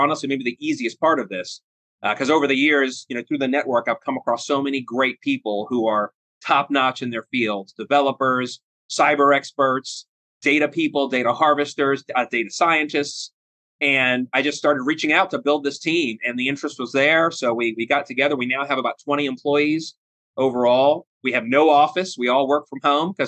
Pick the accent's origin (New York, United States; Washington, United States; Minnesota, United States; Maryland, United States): Maryland, United States; Annapolis; moved away as an adult; now in Ohio, United States; I'm an Annapolis native, born and raised in Annapolis